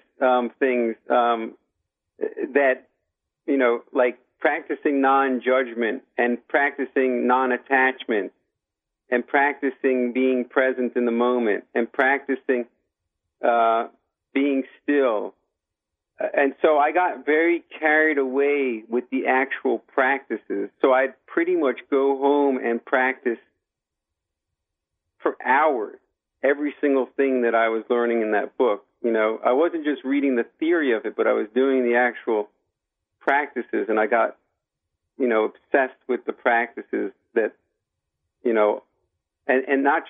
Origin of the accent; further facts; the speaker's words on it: United States; I grew up here in America